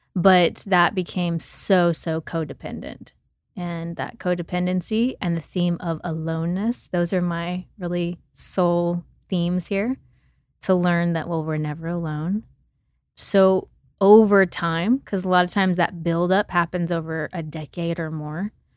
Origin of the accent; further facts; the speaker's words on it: Oklahoma, United States; I grew up in Oklahoma, and I grew up in the city and on the farm with my grandparents